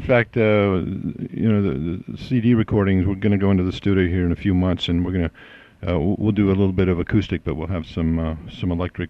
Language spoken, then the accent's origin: English; Tucson, Arizona, United States; I grew up in Tucson, Arizona.